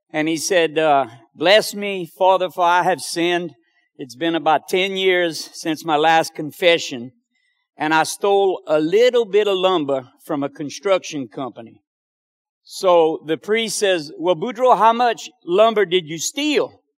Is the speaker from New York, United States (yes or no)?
yes; New York, United States; I'm from New York. You can tell by the accent.